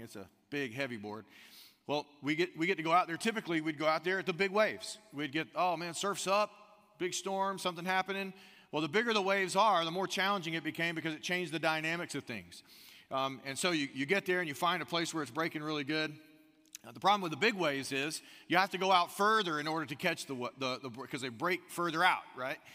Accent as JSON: {"language": "English", "country": "United States", "tie": "born or raised there", "moved": "yes", "lives_now": "Austin, United States", "said": "growing up on the Gulf Coast, um, it's South Alabama, Northwest Florida, right there, Pensacola, Gulf Shores kinda area"}